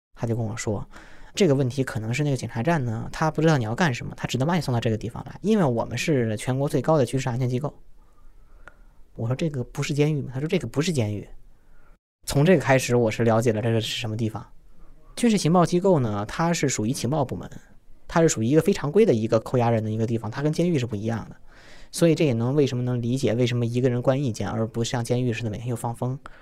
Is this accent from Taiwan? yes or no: no; China; 我是中国人